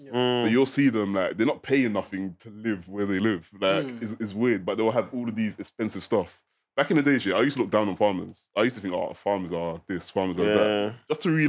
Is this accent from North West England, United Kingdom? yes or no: no; London, United Kingdom; I'm from South London, East London. So one of the ones where we probably grew up in the council estates. I personally did. I lived in a public housing council estate